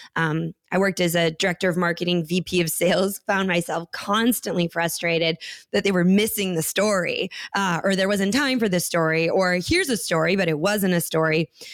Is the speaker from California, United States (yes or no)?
no; Minneapolis, Minnesota, United States; where I grew up in Minneapolis